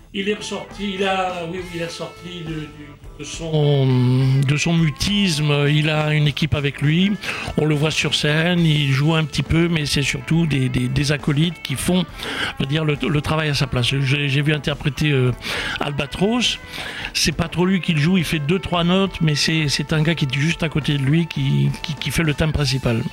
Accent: Oran, Oran Province, Algeria; quand j'étais gamin euh, en Algérie, à Oran

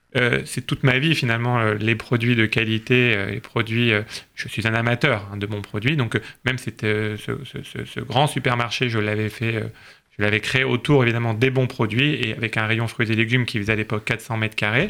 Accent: France; nous sommes français

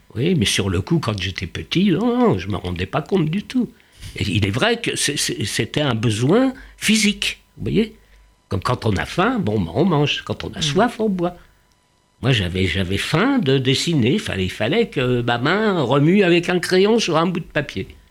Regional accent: Paris, Île-de-France, France; born or raised there; first language Yiddish; French is a second language

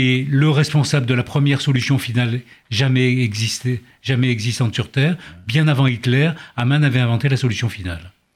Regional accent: Oran, Oran Province, Algeria; moved away; also born or lived in Lille; je suis d'Oran d'Algérie

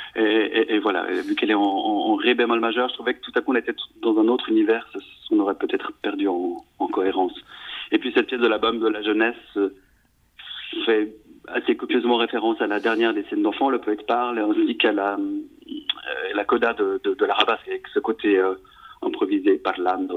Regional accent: Switzerland; je suis né en Suisse de, parents italiens, donc j'ai deux nationalités

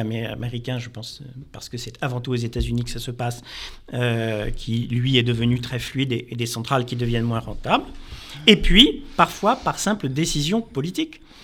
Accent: France; en tant que Français

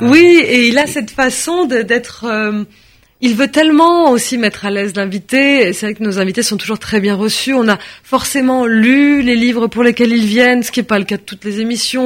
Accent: France; Je suis née en France, de parents français. Je suis française.

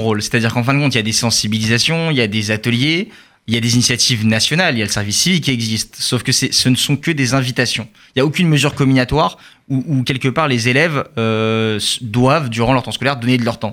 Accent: France; also born or lived in Charenton; en tant que juif français

